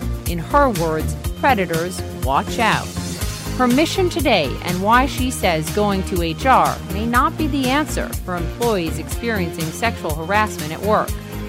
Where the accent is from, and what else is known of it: Minnesota, United States; born or raised there; moved away